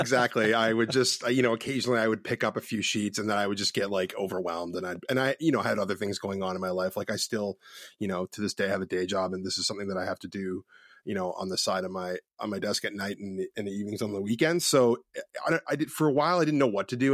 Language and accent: English; Ontario, Canada; moved away as an adult; also born or lived in West Coast, Canada; I'm originally from Ontario, Canada